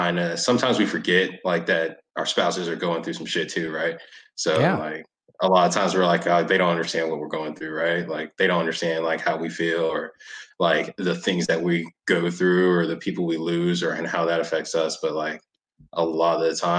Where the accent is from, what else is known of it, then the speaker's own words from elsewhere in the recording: Raleigh, North Carolina, United States; moved away; I'm originally from North Carolina, so like I grew up in Raleigh